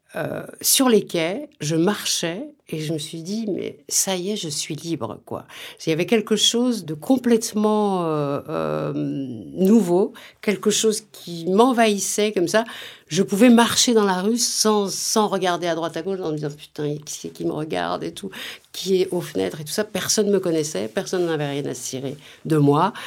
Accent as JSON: {"language": "French", "town": "Vénissieux", "region": "Auvergne-Rhône-Alpes", "country": "France", "tie": "born or raised there", "also_born_or_lived": "Lyon / Oullins", "said": "Je suis née à Lyon. J'ai grandi au Minguettes, à Vénissieux, euh, dans la banlieue lyonnaise"}